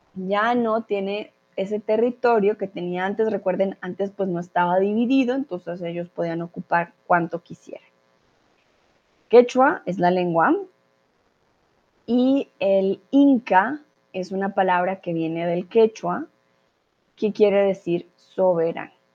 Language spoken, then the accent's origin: Spanish; Colombia; now in Mexico; Soy de Colombia y soy tutora de español aquí en Chatterbox y ahora estoy en México